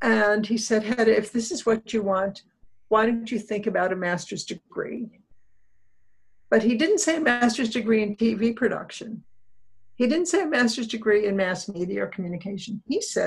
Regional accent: right outside of Pittsburgh, Pennsylvania, United States; I grew up right outside of Pittsburgh in a small mill town, a steel mill town

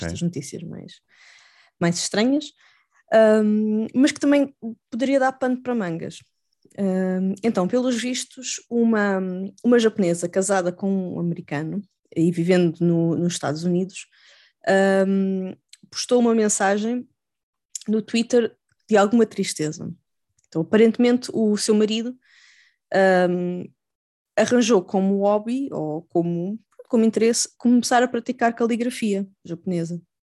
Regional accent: Portugal; eu sou portuguesa

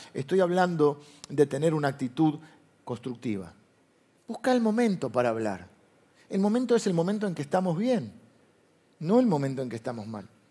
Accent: Argentina; nosotros vivimos de grieta porque Argentina es un país de grieta

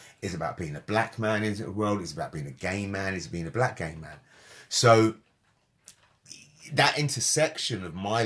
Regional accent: London, United Kingdom; I was born in London at a particular time to particular parents who brought me up in a certain way

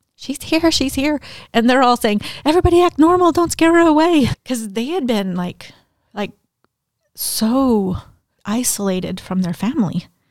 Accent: Mexico; now in Denton, United States; I had a Mexican birth certificate 'cause I was born in Mexico.

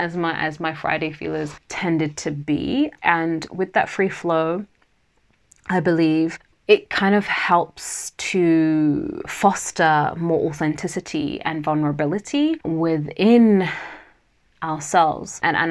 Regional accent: Nigeria; first language Yoruba; English is a second language; And that means wealth surrounds me in my native language of Yoruba, which is one of the three main tribal languages in Nigeria, where my family and I originally hail from.

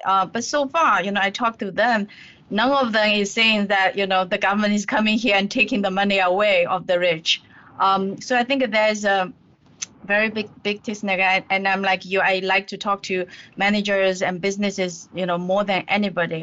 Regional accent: Zhejiang, China; moved away; I grew up in Zhejiang province.

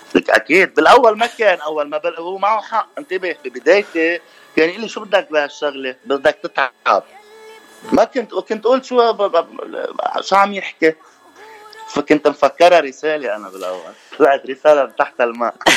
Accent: Lebanon; نحن كلبنانيه

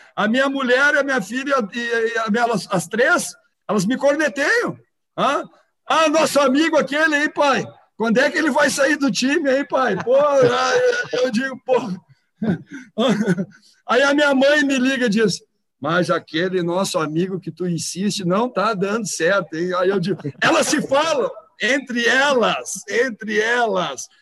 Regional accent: Rio Grande do Sul, Brazil

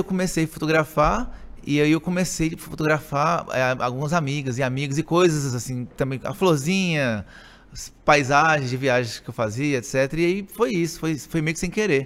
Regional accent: Montes Claros, Minas Gerais, Brazil; also born or lived in Belo Horizonte; sou aí. de Montes Claros, sempre cresci aqui em Montes Claros, sempre morei aqui em Montes Claros

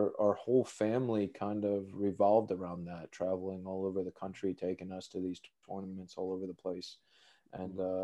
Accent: Cherry Hill, New Jersey, United States; moved away as an adult; also born or lived in New York City; now in Sweden; I grew up in South Jersey, Cherry Hill, New Jersey

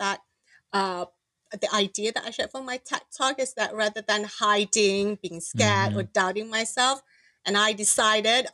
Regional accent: Malaysia; moved away as an adult; now in United States; I'm the first generation here, migrated to in America. Mm-hmm. My kids could be second, but I want them to remember their roots, their heritage, what is it about, whether being a Malaysian

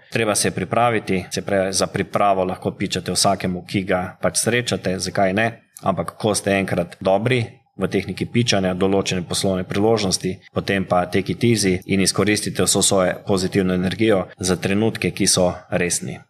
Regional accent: Slovenia; Slovenci smo vedno bili narod podjetnikov

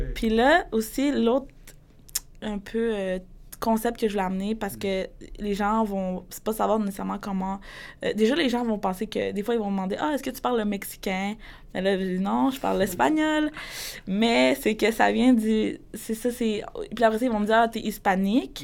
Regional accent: Quebec, Canada; grandi dans une famille où est-ce que pour eux, je suis une Québécoise parce que j'ai comme été québécisée

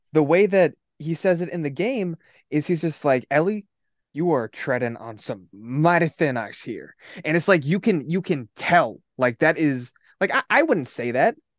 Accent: Midwest, United States; we're from the Midwest

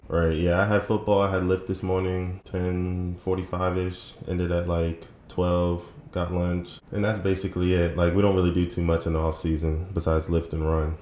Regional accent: Fredericksburg, Virginia, United States; moved away as an adult; also born or lived in Woodbridge, Virginia / Dumfries, Virginia; now in Orlando, United States; I was born in Woodbridge, which is kind of close to Springfield, and Dumfries then I moved to Fredericksburg when I was around four or five and lived there ever since

